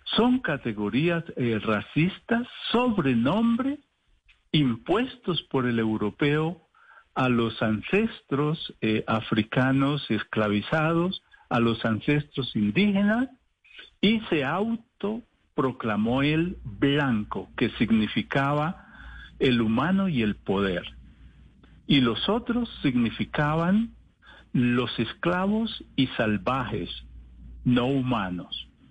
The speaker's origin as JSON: {"language": "Spanish", "country": "Colombia", "said": "somos africanos colombianos, africanos por nuestros orígenes biológicos y culturales y colombianos por la nación en la que nos tocó eh, vivir y nos tocó construir"}